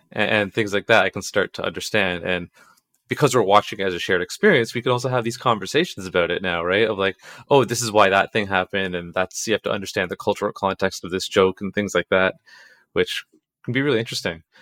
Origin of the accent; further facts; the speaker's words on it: Toronto, Ontario, Canada; I was born here